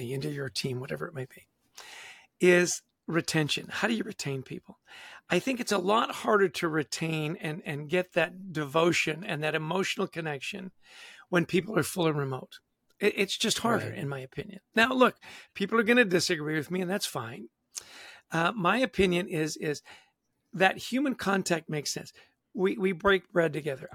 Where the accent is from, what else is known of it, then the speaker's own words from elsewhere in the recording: Canada; I'm Canadian